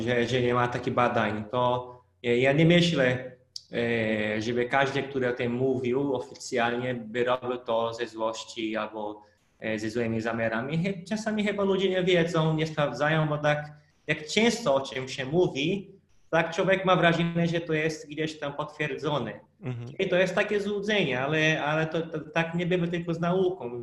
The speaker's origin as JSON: {"language": "Polish", "country": "Brazil", "second_language": "Polish", "moved": "yes", "said": "pochodzę z innego planety, bo Brazylia to trochę inny świat"}